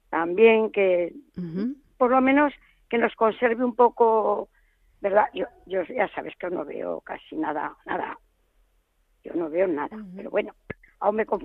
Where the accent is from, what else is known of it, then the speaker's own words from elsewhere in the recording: Zaragoza, Aragon, Spain; que como yo también soy, de Zaragoza